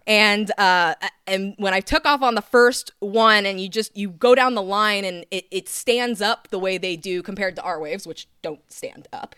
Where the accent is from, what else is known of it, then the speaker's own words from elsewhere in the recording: San Clemente, California, United States; also born or lived in Laguna Beach; I was raised in San Clemente pretty much most my life.